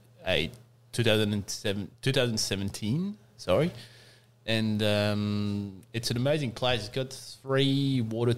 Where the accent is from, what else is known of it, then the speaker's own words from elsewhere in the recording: Alsace, Grand Est, France; moved away as an adult; now in Mornington Peninsula, Australia; I was born in France in a region called Alsace on the eastern part of France on the border with Germany. And my family have vineyards and winery there. So, yeah, I grew up working... working against my will in some ways in the vineyard